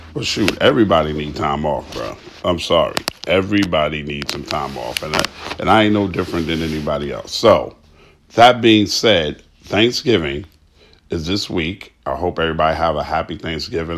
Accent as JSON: {"language": "English", "town": "New York City", "region": "New York", "country": "United States", "tie": "born or raised there", "said": "My hometown is New York City, specifically Queens, New York, right? And when I grew up in Queens, New York"}